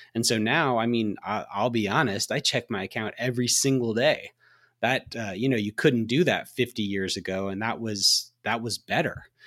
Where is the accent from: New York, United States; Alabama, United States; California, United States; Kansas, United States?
Alabama, United States; I drove by the hospital, uh, in my hometown. I'm from Alabama